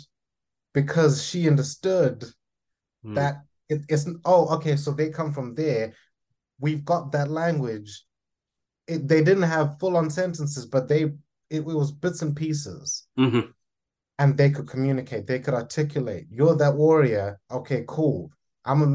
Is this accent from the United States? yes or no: no; Zimbabwe; I'm Zimbabwean. I come from Southern Africa, very proud of being an African born and bred individual